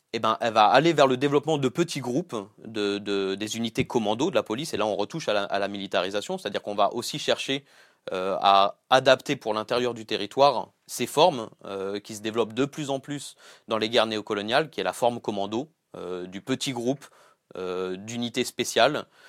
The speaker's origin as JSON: {"language": "French", "town": "Gennevilliers", "region": "Île-de-France", "country": "France", "tie": "born or raised there", "said": "j'ai grandi à Gennevilliers"}